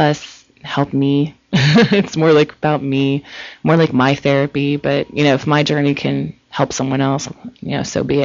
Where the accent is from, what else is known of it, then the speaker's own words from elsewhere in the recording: Ohio, United States; now in California, United States; I'm originally from Ohio